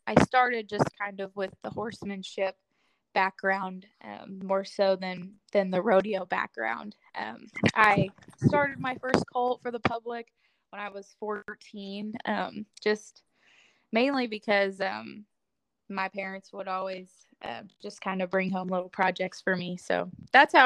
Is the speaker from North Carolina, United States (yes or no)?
no; Northwest Missouri, United States; moved away as an adult; also born or lived in Southwest Oklahoma; now in Oklahoma, United States; I'm originally from Northwest Missouri